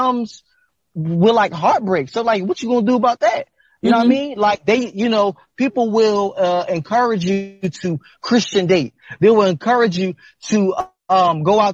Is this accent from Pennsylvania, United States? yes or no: yes; Philadelphia, Pennsylvania, United States; I'm from North Philadelphia